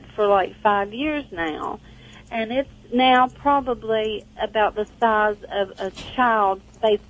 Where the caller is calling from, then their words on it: Charleston, West Virginia, United States; I'm from West Virginia.